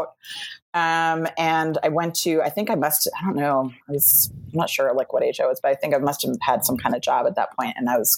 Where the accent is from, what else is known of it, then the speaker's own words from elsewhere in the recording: New York City, New York, United States; So I grew up in Soho. Which was interesting and weird. And, I grew up like in a loft downtown